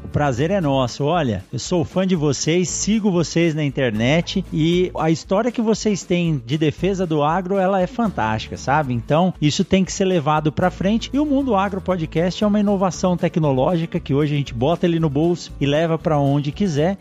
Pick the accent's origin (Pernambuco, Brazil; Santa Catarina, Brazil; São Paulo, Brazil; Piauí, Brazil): São Paulo, Brazil; eu nasci em São Paulo também